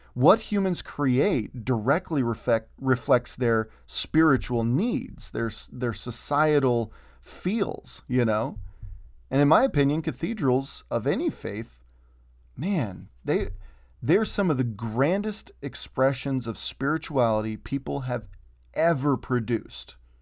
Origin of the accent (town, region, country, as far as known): United States